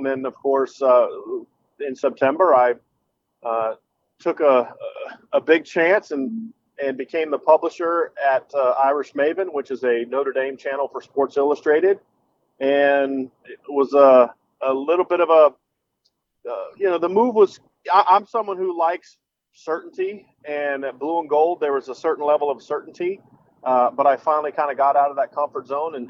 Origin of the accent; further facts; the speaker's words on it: Lima, Peru; now in Virginia Beach, United States; I grew up in Lima. My grandmother still lives in Lima